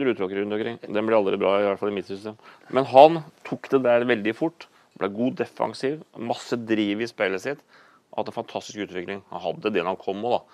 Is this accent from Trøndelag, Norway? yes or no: no; Horten, Vestfold, Norway; den lokale tilknytning der som jeg vokste opp i Horten